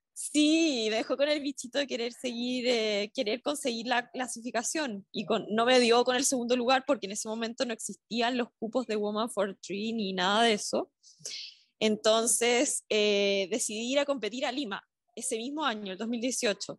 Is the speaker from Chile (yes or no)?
yes; southern Chile, Chile; yo soy del sur de Chile